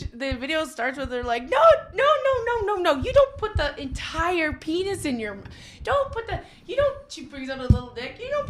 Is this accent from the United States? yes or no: no; Canada